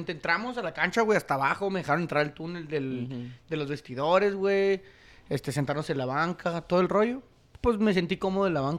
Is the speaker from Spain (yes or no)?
no; Ciudad Juárez, Chihuahua, Mexico